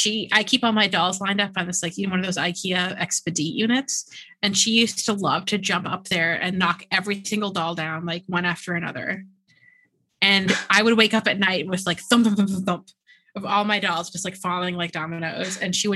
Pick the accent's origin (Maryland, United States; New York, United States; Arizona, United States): New York, United States; Yeah. I'm a New Yorker.